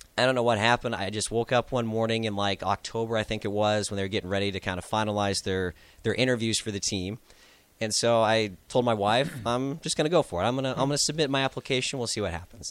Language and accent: English; Lincoln Omaha area, Nebraska, United States; being from the Lincoln Omaha area.